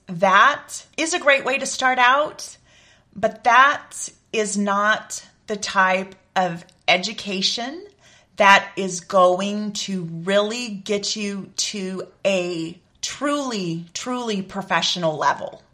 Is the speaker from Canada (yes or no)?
no; San Antonio area, Texas, United States; my hometown